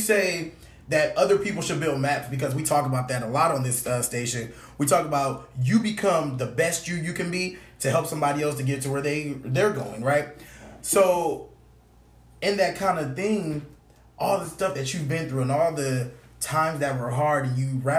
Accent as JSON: {"language": "English", "region": "California", "country": "United States", "moved": "yes", "lives_now": "Virginia, United States", "said": "I'm from California"}